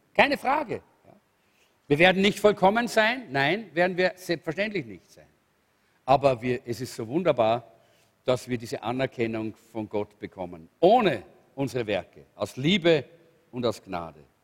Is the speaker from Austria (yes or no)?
yes; Salzburg, Austria; in Salzburg, wo ich aufgewachsen bin